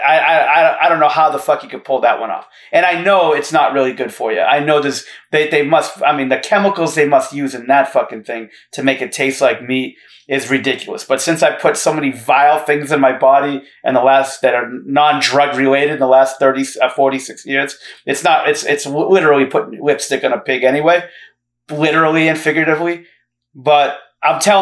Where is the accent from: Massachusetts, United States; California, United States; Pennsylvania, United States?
Massachusetts, United States; Fall River; I'm from Fall River, Massachusetts.